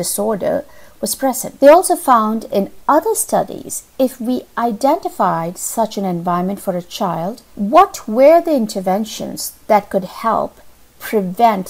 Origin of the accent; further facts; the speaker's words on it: India; moved away; Growing up in India, I recall that most folks lived in a community.